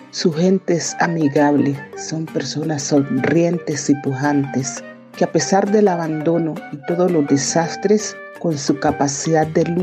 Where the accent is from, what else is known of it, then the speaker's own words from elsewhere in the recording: Chocó, Colombia; born there; Yo nací en el Chocó, tierra bella, tierra rica, próspera y abandonada